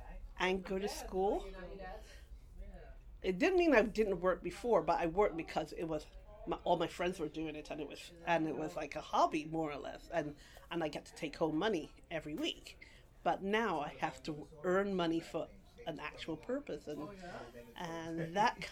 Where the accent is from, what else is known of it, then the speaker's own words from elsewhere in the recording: Guyana; also born or lived in London, England / England; now in Brooklyn, United States; born in England, and then I grew up in Guyana, South America.